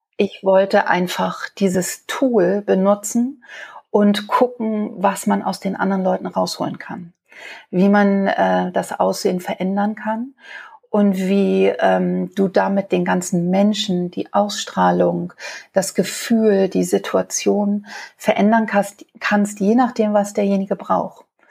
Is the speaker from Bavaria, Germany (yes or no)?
no; Hamburg, Germany; Also mein Vater hat ein Kabarett äh, für Travestie bei uns in Hamburg auf der Reeperbahn. Und da bin ich als kleines Mädchen aufgewachsen